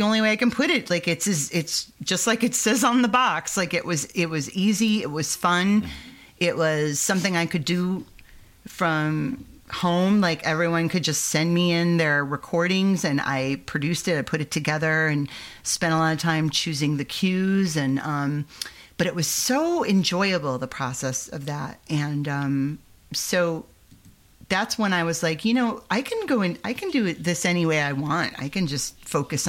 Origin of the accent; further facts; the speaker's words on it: Michiana Shores, Indiana, United States; where I grew up in Northwest Indiana, Michiana shores